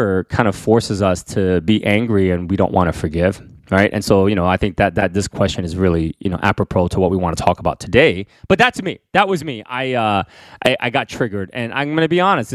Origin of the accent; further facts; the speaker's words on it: Northern New Jersey, United States; also born or lived in Queens, New York; myself, that grew up in Northern New Jersey